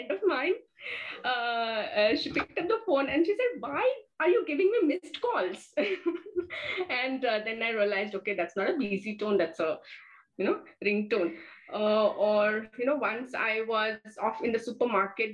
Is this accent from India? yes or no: yes; India; as an Indian.